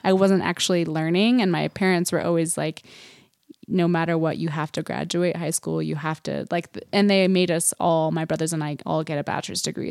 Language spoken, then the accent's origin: English; Huntsville, Utah, United States; we grew up in Huntsville.